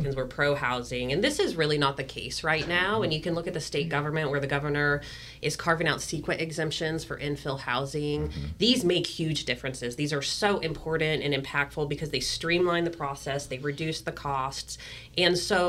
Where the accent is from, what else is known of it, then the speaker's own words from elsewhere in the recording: Georgia, United States; now in California, United States; I was raised in Georgia